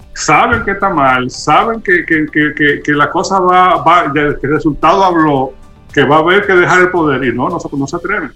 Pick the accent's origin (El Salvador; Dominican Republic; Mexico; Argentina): Dominican Republic; nosotros como sociedad dominicana